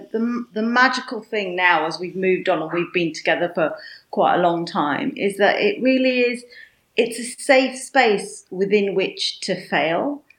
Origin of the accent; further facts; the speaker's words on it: Yorkshire and the Humber, United Kingdom; I might be from Yorkshire, but I could definitely not pull off the Yorkshire accent.